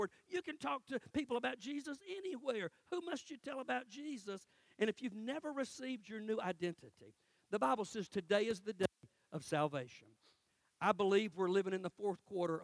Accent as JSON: {"language": "English", "town": "Cordele", "region": "Georgia", "country": "United States", "tie": "born or raised there", "moved": "yes", "said": "I'm in my hometown in Cordell"}